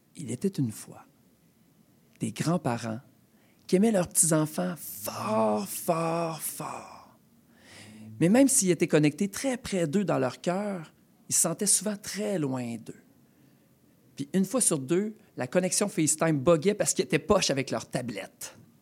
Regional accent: Rimouski, Quebec, Canada; moved away as an adult; also born or lived in Montreal / Saint-Vincent-de-Paul, Laval; now in Laval, Canada; je suis déménagé de Rimouski, ma terre natale, du bas du fleuve

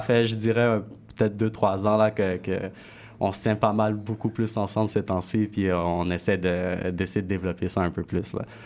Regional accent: Quebec, Canada; also born or lived in Haiti; je suis haïtien québécois

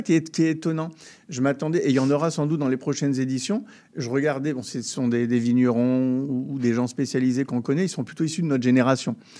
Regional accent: France; lorsqu'on est français

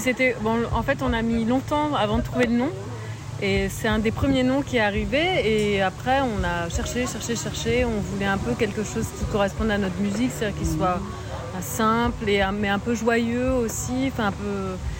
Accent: Marseille, Provence-Alpes-Côte d'Azur, France; moi je suis de Marseille

